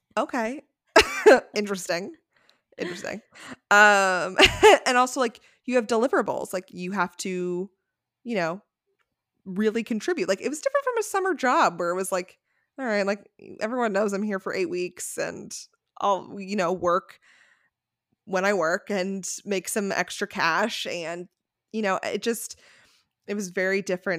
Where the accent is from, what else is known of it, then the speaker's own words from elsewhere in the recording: Connecticut, United States; moved away as an adult; also born or lived in San Francisco; we grew up in Connecticut